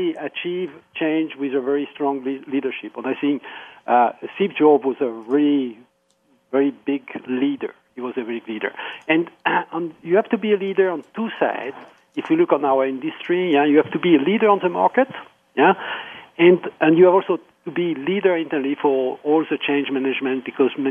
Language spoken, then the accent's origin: English; France; moved away; also born or lived in Austria; I am French, but I call from Austria.